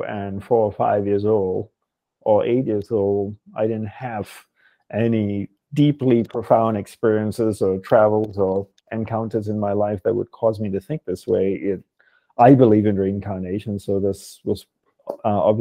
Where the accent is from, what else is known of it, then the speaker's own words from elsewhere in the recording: Malaysia; also born or lived in Perth, Australia / Hawaii, United States; now in United States; I was born in Malaysia. I moved to Australia, to Perth, where I went to high school and university